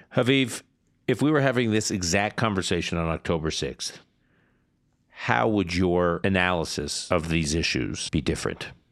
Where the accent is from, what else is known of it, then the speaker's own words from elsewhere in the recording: United States; as an American and as a Zionist